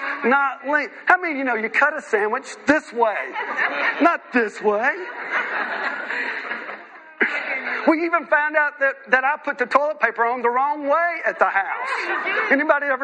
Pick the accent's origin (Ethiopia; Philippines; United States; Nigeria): United States; moved away as an adult; now in United Kingdom; I'm a missionary from the United States